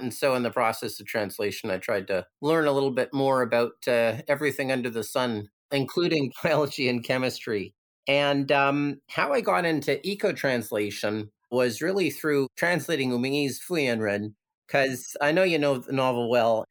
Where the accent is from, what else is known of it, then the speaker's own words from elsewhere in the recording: Canada; moved away as an adult; now in Hong Kong; growing up in Canada, I never got. Like I grew up in a in a suburb